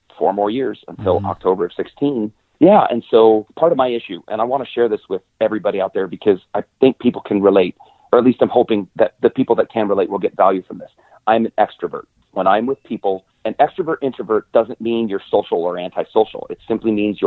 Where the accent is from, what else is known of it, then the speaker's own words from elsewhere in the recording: Wyoming, United States; moved away as an adult; also born or lived in Montana; I grew up in Wyoming